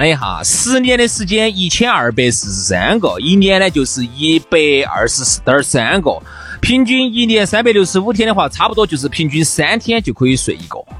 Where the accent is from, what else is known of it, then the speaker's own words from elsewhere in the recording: China; 哎，然后我就在想哈，哪个地方的人会这么崇拜我们中国人呢？